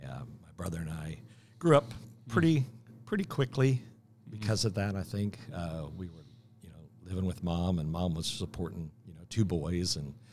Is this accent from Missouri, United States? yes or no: yes; Kansas City, Missouri, United States; moved away; So I was born and raised in Kansas City, but I didn't live in Kansas City most of my life.